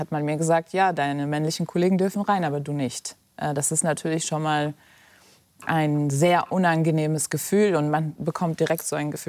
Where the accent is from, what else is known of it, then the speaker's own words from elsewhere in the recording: Germany; wobei ich natürlich zwei Heimaten habe, Deutschland, wo ich aufgewachsen bin, und Afghanistan, meine kulturelle Heimat.